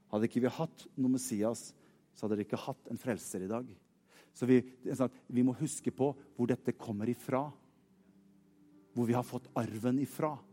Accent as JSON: {"language": "Norwegian", "country": "Norway", "said": "Jeg er nordmann."}